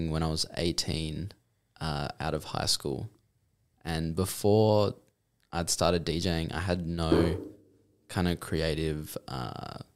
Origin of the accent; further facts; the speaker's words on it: Mandurah, Western Australia, Australia; Okay, so I'm I'm from Mandurah originally